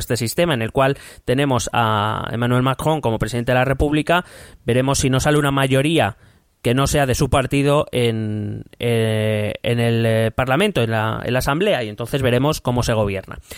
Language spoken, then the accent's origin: Spanish; Spain